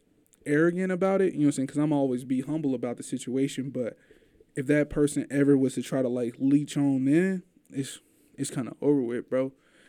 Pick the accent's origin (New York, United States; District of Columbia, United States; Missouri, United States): Missouri, United States; St. Louis; I'm from St. Louis, too.